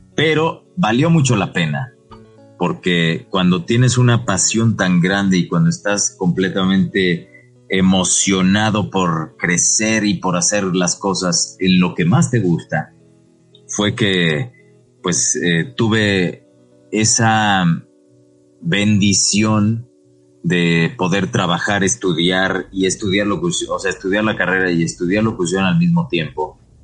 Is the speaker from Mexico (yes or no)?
yes; Puebla, Mexico; frente a casa de mis papás en Puebla, porque soy de Puebla